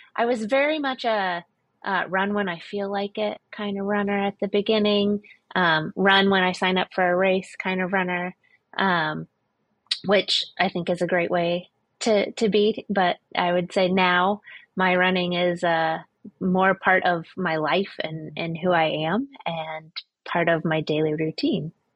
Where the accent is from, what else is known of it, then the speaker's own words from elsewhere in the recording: Florida, United States; I grew up in Florida